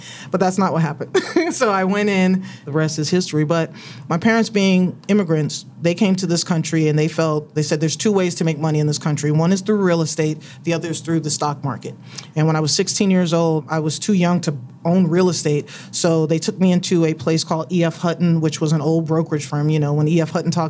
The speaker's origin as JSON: {"language": "English", "region": "New York", "country": "United States", "lives_now": "Orange County, United States", "said": "I was originally from New York. We moved from New York to Orange County, California"}